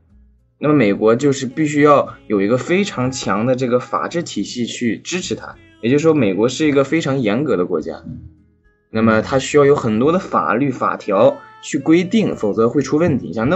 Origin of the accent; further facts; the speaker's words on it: China; moved away as an adult; also born or lived in France; now in Boston, United States; 因为我是中国人嘛，当时语言不通啊，